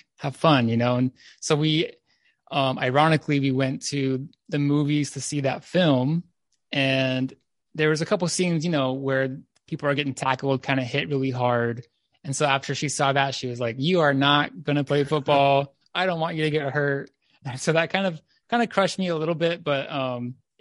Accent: near Los Angeles, Southern California, United States; I'm from Southern California, just near Los Angeles. Born and raised there

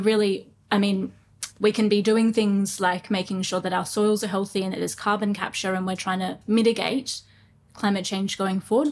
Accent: Brisbane, Queensland, Australia; I grew up in Brisbane, um, in Toowong actually, um, ran around creeks a lot

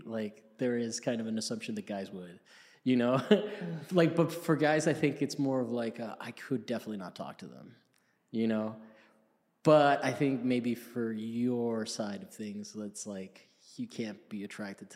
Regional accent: Miami, Florida, United States; I'm from Miami.

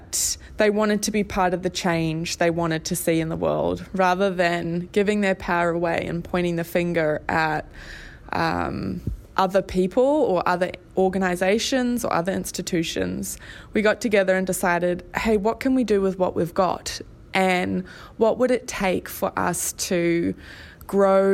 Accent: Australia; moved away as an adult; now in Hamilton, New Zealand; I'm originally from Australia and moved over here about 11 years ago now.

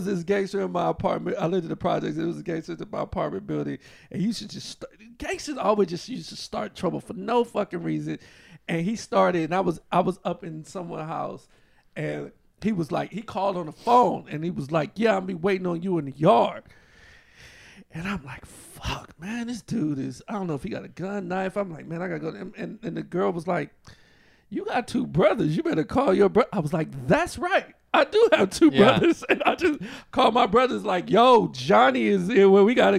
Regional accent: New Orleans, Louisiana, United States; also born or lived in Los Angeles; I grew up in New Orleans

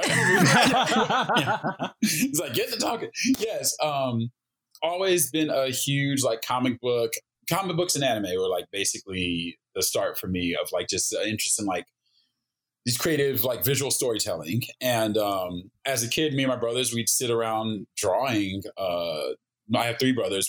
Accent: Oklahoma, United States; moved away as an adult; also born or lived in Japan; now in Los Angeles, United States; I grew up in Oklahoma

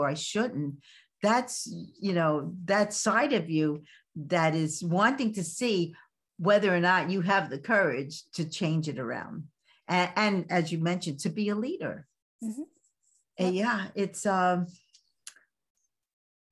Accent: New York City, New York, United States; accent: Brooklyn; moved away; I'm from Brooklyn. I still speak Brooklyn

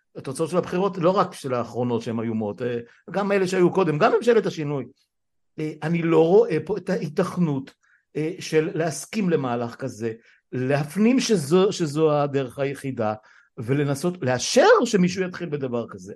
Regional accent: Israel; צמחנו וגדלנו פה עוד משחר ילדותי עוד לפני מלחמת ששת הימים

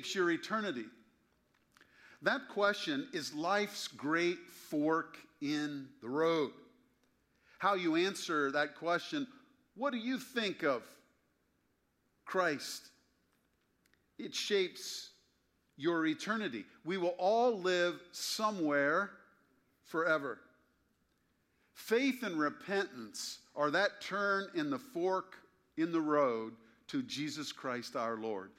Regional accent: Springfield, Ohio, United States; born or raised there

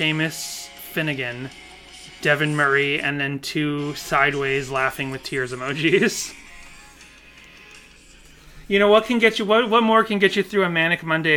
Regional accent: Ireland; I'm Irish, by the way.

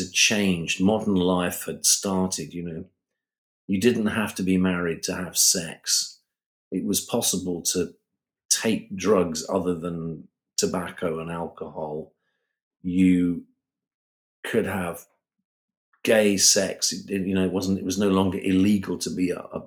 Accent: United Kingdom; being British

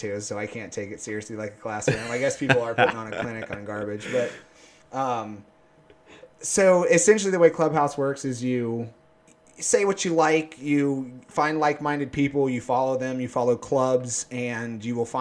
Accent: Tallahassee, Florida, United States; moved away as an adult; also born or lived in Philadelphia, Pennsylvania; now in Northern Virginia, United States; I grew up in a little town called Tallahassee

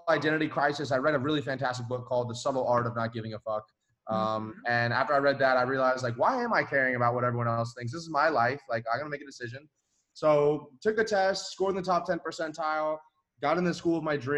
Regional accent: Florida, United States; also born or lived in Atlanta; I was in Florida at the time

